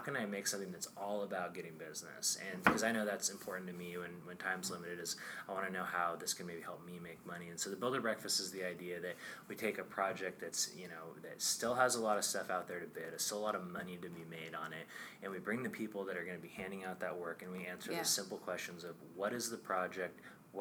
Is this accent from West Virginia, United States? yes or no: no; Astoria, Oregon, United States; And I grew up on the Oregon coast in Astoria, so I could, you know, see Washington from my house.